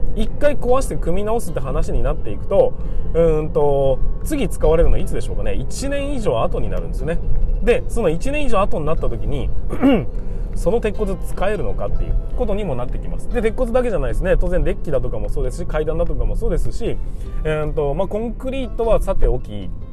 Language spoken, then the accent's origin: Japanese; Hokkaido, Japan; 北海道ということもありますしね僕の地元